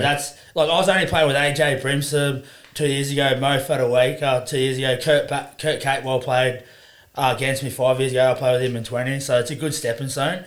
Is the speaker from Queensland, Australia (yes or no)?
yes; Sunshine Coast, Queensland, Australia; moved away as an adult; also born or lived in Townsville, Queensland; now in Newcastle, Australia; grew up on the Sunshine Coast in Queensland. Um, was there till I was 12